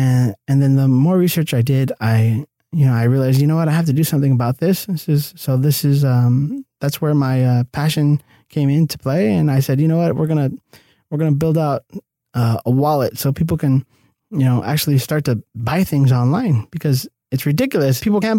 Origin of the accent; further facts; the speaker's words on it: El Cerrito, California, United States; now in Los Angeles, United States; I'm born and raised in El Cerrito, California. It's kind of like nearby East LA. Mm-hmm. And traditionally, you know, low income neighborhood, Hispanic.